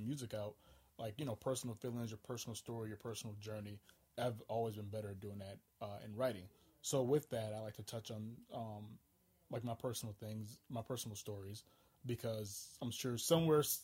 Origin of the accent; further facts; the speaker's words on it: St. Paul, Minnesota, United States; I'm from St. Paul, Minnesota, but a lot of my family on my father's side is from Alabama